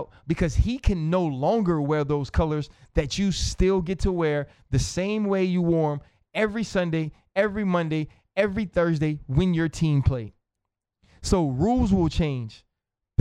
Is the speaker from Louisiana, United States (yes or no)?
yes; New Orleans, Louisiana, United States; I'm from New Orleans